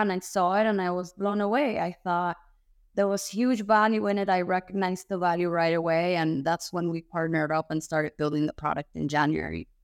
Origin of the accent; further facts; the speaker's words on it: Cuba; now in United States; I'm born and raised in Cuba